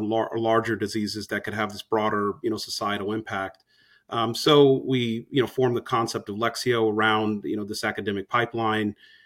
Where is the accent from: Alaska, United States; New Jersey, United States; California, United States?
California, United States; Los Angeles; Well, so I'm originally from the West Coast, from Los Angeles. I went to college on the East Coast